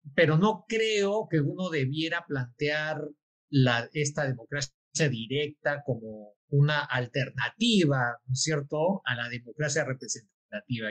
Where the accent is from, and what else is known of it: Peru